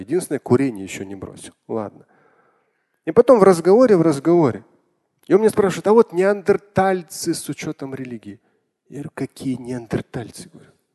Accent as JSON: {"language": "Russian", "region": "Moscow", "country": "Russia", "tie": "born or raised there", "said": "я родился, вырос в Москве"}